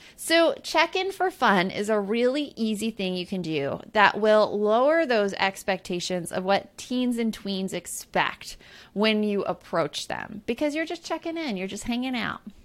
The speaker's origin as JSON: {"language": "English", "town": "Tucson", "region": "Arizona", "country": "United States", "tie": "born or raised there", "said": "growing up in Tucson, Arizona"}